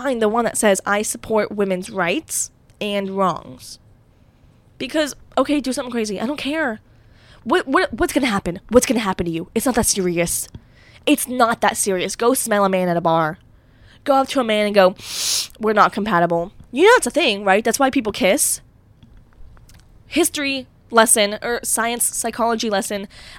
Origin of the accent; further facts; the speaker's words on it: Pittsburgh, Pennsylvania, United States; I'm from Pittsburgh.